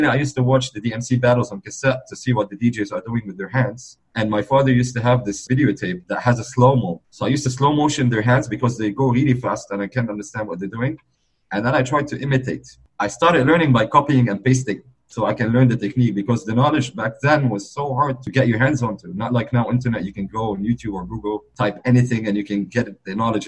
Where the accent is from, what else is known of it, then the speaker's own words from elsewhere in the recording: Beirut, Beirut Governorate, Lebanon; I was born in Beirut, Lebanon, my hometown. I'm originally from the Middle East, from Lebanon